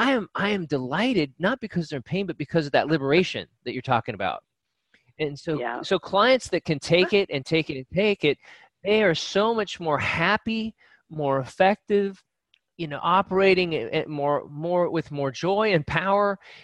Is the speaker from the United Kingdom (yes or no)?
yes; United Kingdom; I get up every day and I put on my shirt and I'm Brit and I do the Brit things and I say the Brit things